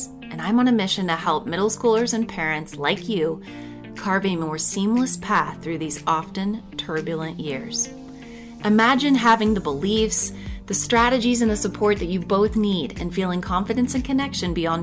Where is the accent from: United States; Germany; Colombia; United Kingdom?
United States; Midwest; an 11-year-old growing up in the Midwest